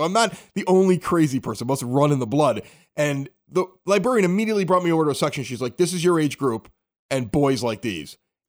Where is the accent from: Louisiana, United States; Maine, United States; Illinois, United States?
Illinois, United States; Chicago; moved away as an adult; now in Evergreen Park, United States; I was a young kid. I grew up in St. Denis Parish, Ashburn neighborhood, about 80th and Spaulding in Chicago. Okay, moved here. I've been here for the last 15 years.